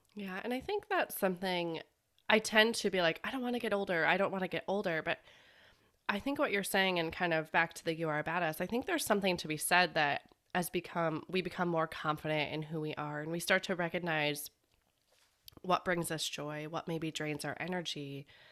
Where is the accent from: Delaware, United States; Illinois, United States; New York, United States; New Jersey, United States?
Illinois, United States; Chicago; I'm from Chicago